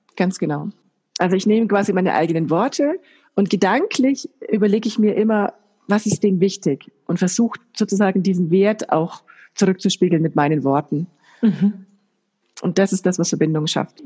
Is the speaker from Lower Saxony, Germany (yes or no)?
no; Bayreuth, Bavaria, Germany; ich komme aus Bayreuth